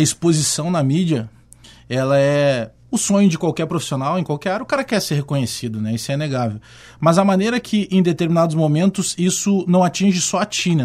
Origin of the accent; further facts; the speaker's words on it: Porto Alegre, Rio Grande do Sul, Brazil; Eu fui criado na Restinga, mas eu tinha muitos amigos porque tinha uma irmã minha que morava na Coab Cavalhada